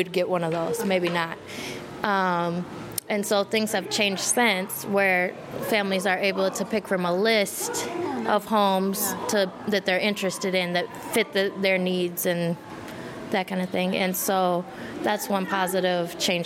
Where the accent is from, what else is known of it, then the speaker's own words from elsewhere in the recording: Minneapolis, Minnesota, United States; now in St. Paul, United States; Minneapolis. I'm from Minneapolis.